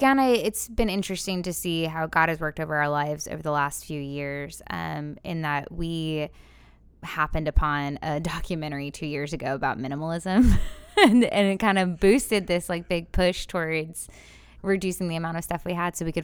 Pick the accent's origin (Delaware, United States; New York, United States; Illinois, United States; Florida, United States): Florida, United States; now in Cape Fear region, United States; I grew up in Florida.